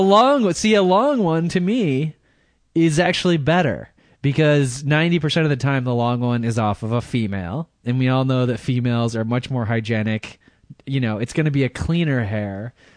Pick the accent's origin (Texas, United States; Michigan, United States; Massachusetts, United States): Michigan, United States; accent: American; now in California, United States; I'm from California, but I'm originally from Michigan